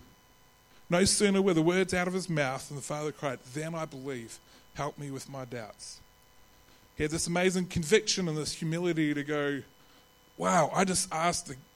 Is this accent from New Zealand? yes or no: yes; New Zealand; accent: Kiwi; now in Adelaide, Australia; my Kiwi accent